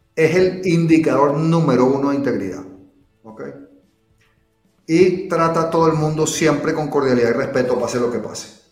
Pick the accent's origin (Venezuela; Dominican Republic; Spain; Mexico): Venezuela; moved away as an adult; also born or lived in England; yo soy de Venezuela, bueno, aunque yo nací en Inglaterra, mis padres eran venezolanos, yo me crié en Venezuela.